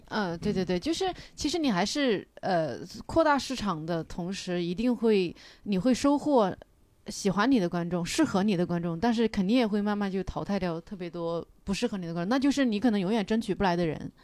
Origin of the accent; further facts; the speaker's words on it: Kunming, Yunnan, China; now in Beijing, China; 如果我在我的老家做这个事情，我是很。很难跟我的家里人有一个完美的解释。比如说，我家里人会问我什么时候去昆明演出